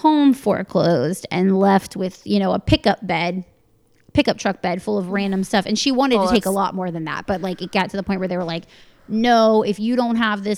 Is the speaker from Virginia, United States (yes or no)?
yes; Northern Virginia, United States; I grew up in Northern Virginia